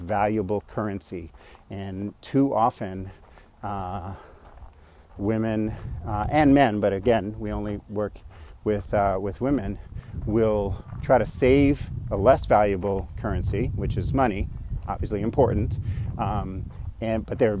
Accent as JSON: {"language": "English", "region": "New York", "country": "United States", "also_born_or_lived": "San Francisco Bay Area, California", "moved": "yes", "lives_now": "Phoenix, United States", "said": "I'm a New Yorker"}